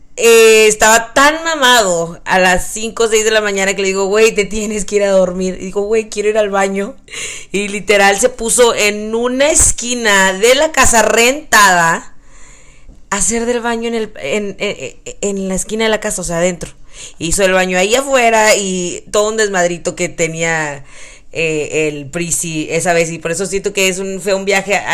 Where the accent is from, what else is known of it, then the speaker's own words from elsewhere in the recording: Texas, United States; todo está más grande en Texas, que usamos sombreros